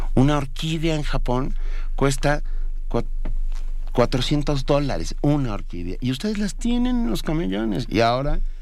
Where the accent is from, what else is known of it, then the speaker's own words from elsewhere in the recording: Venezuela; como venezolano